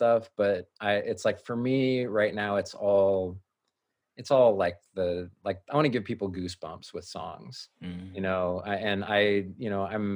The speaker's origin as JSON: {"language": "English", "town": "Fremont", "region": "California", "country": "United States", "tie": "born or raised there", "also_born_or_lived": "Hayward, California", "said": "I grew up in Hayward and Fremont."}